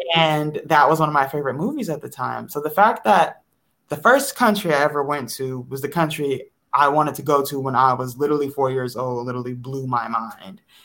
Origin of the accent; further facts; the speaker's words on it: Detroit, Michigan, United States; moved away as an adult; also born or lived in Chicago; I am from the Metro Detroit area, born and raised.